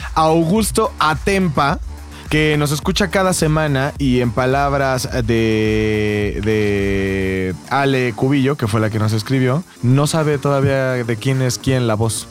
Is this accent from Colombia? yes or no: no; Mexico